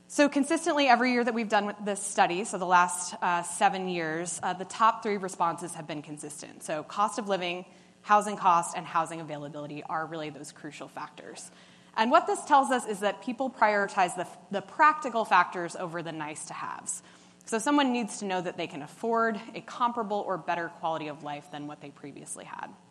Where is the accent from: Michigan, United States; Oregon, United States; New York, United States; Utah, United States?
New York, United States; New York City; I'm from New York City.